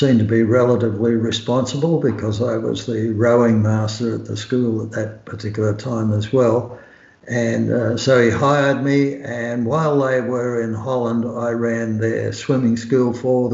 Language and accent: English; Sydney, New South Wales, Australia; I grew up in Sydney, Australia, very close to Bondi Beach